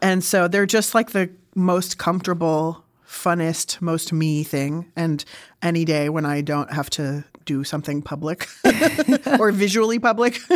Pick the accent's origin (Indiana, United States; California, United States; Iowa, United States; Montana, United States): California, United States; San Diego; also born or lived in Berkeley; I grew up in San Diego